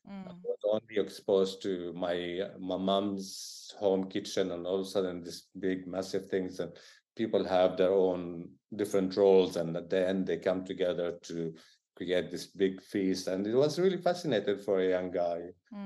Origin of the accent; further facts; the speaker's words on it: Jerusalem, East Jerusalem, Palestine; English is a second language; moved away as an adult; also born or lived in Tel Aviv; now in London, United Kingdom; When I moved from Jerusalem to West Jerusalem, you know, I wasn't even 17. And Tel Aviv, I was like 20. I had to work on my language. So I had to learn very quickly Hebrew to be able to communicate with people.